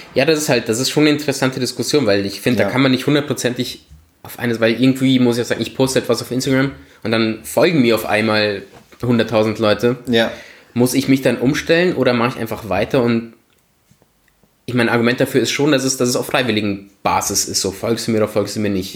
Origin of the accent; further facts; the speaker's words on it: Germany; moved away as an adult; also born or lived in Italy; now in Vienna, Austria; ich ja als Italiener in Deutschland aufgewachsen bin